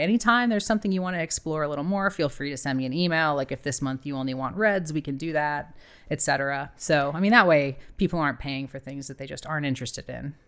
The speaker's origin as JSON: {"language": "English", "region": "Ohio", "country": "United States", "also_born_or_lived": "Miami, Florida / Cadiz, Spain / Australia / New Zealand", "moved": "as an adult", "said": "I'm from Ohio originally"}